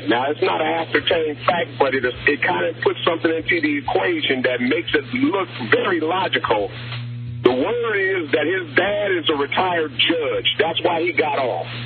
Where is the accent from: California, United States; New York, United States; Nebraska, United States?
California, United States; Watts; I'm 51 years old, and I, I was born and raised in Watts, California.